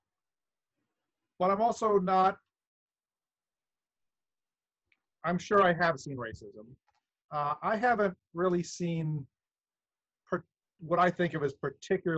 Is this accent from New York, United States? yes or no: no; Wisconsin, United States; now in Santa Clara, United States; I grew up in Wisconsin